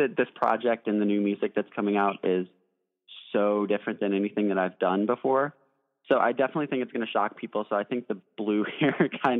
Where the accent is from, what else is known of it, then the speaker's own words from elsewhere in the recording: Nashville, Tennessee, United States; growing up in Nashville, of course, I had a ton of country music influences.